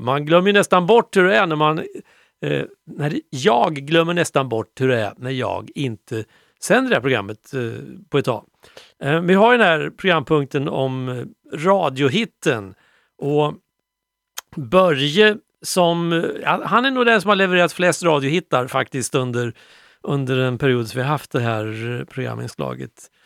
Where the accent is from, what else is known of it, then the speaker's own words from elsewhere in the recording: Sweden; also born or lived in Rwanda; tänker jag som svensk